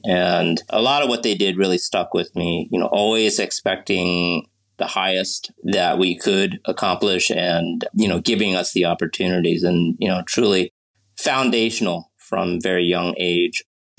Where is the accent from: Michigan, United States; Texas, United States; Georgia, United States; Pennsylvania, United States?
Pennsylvania, United States; Pittsburgh; born there; also born or lived in New Orleans, United States; So going back, I was born in Pittsburgh, and I lived in New Orleans for a stretch as well when I was very young.